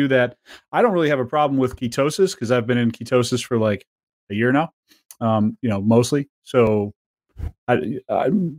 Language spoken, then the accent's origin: English; upstate New York, United States; born or raised there; moved away